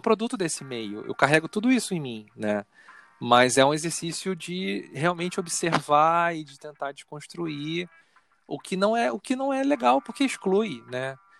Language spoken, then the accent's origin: Portuguese; Rio de Janeiro, Brazil; now in Niterói, Brazil; Eu nasci no Rio, eu fui criado no Rio, então meu referencial é o Rio